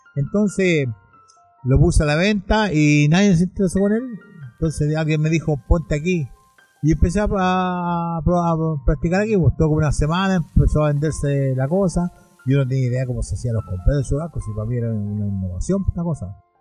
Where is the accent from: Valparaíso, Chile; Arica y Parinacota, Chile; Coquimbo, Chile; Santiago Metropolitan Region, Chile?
Santiago Metropolitan Region, Chile; San Joaquín; soy de la comuna, nacido acá en la comuna, no en la comuna prácticamente, pero de que tengo uso razón, mis padres me trajeron a la comuna, así que soy sanjuanino Sanjoaquenino